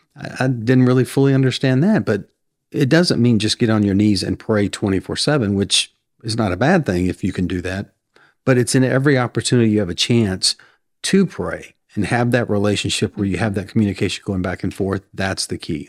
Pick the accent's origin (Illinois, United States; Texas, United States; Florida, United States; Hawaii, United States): Texas, United States; Sabine; moved away as an adult; also born or lived in Prosper, Texas; now in Mount Vernon, United States; I grew up in Sabine